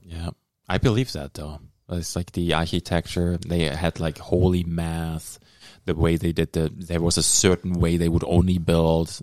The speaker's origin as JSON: {"language": "English", "town": "Dortmund", "region": "North Rhine-Westphalia", "country": "Germany", "tie": "born or raised there", "moved": "yes", "lives_now": "Thunder Bay, Canada", "said": "the city where I grew up in Dortmund"}